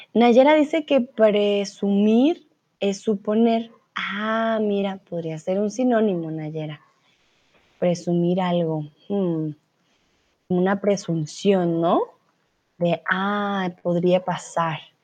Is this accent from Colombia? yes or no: yes; Colombia; soy de Colombia, soy tutora de español aquí en Chatterbox